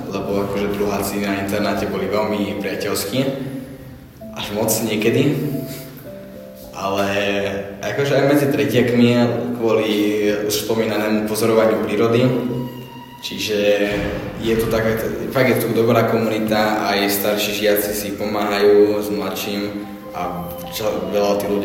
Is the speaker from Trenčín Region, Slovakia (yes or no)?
yes; a village near Púchov, Trenčín Region, Slovakia; moved away; som z dediny, blízko Puchova